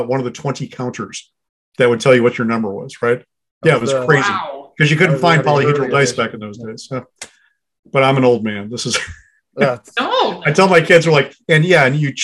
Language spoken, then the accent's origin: English; Beloit, Wisconsin, United States; I grew up in Southern Wisconsin in the 80s